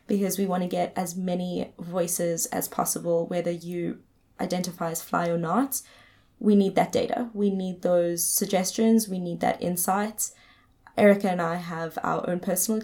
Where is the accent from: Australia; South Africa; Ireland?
South Africa; moved away as an adult; as a South African